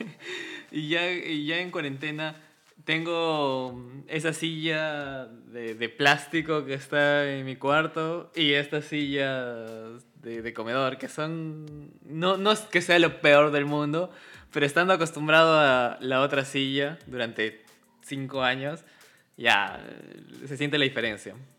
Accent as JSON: {"language": "Spanish", "region": "Cusco", "country": "Peru", "said": "somos cusqueños"}